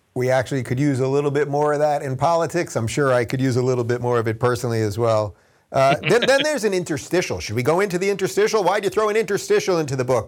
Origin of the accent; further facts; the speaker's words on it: Long Island, New York, United States; growing up on Long Island